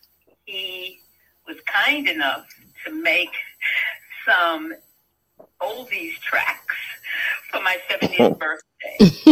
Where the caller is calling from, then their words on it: Raleigh, North Carolina, United States; I'm calling from Raleigh, North Carolina.